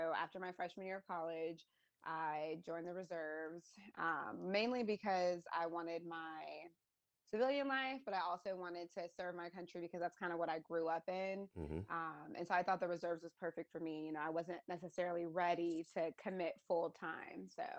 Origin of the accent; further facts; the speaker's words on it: Virginia, United States; I'm originally from Virginia, but I have been to so many different states through the military and a few different countries.